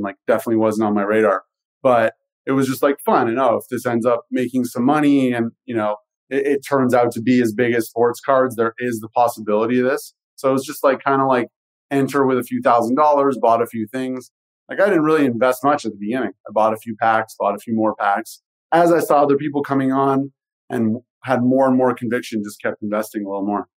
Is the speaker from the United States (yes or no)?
no; Canada; i am Canadian